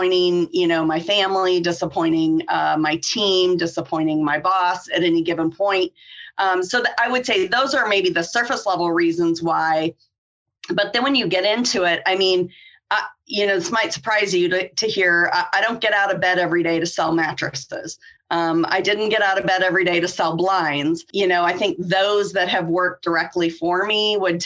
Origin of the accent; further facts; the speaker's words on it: Iowa, United States; now in Georgia, United States; I'm originally from Iowa. I currently live in Georgia